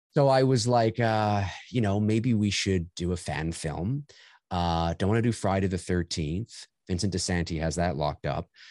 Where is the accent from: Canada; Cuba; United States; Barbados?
Canada; also born or lived in Toronto; I'm Canadian